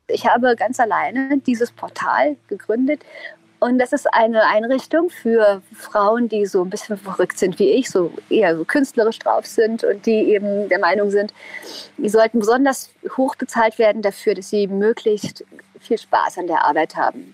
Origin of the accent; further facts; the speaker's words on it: East Germany, Germany; ich komme aus dem Osten.